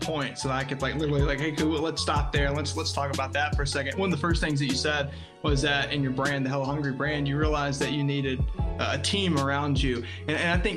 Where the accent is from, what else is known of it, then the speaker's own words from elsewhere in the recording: Tennessee, United States; I'm here in Tennessee is where I'm located. So opened my insurance agency